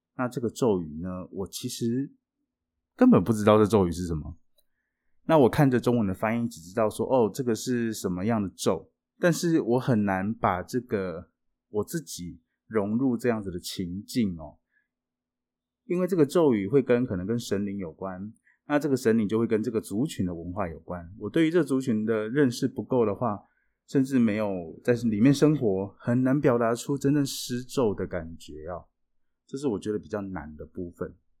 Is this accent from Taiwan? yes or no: yes; Taiwan; 我们台湾人学了一辈子的英文